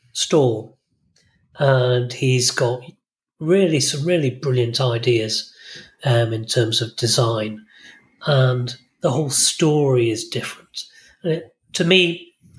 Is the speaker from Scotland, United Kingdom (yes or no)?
no; Bolton, North West England, United Kingdom; now in Isle of Man; I was brought up in Bolton and on the outskirts of Bolton.